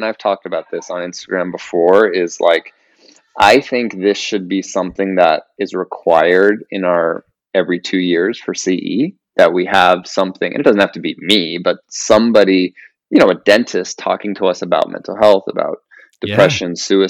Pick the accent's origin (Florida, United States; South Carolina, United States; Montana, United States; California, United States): California, United States; Yorba Linda; also born or lived in San Fernando Valley, Los Angeles; I grew up in Yorba Linda